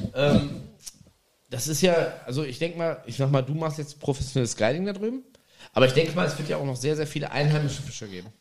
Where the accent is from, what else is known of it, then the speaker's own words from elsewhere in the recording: Germany; ich bin, ne, Deutscher